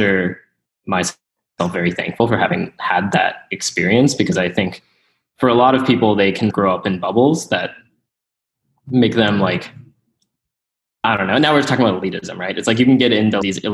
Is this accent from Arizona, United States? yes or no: yes; Mesa, Arizona, United States; So I was born and raised in Mesa, Arizona, which is just some town.